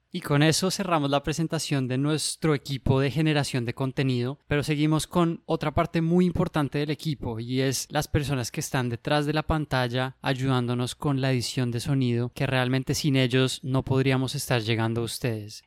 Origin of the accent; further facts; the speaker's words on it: Bogotá, Colombia; moved away as an adult; also born or lived in Cleveland, United States; now in Boston, United States; soy bogotano, colombiano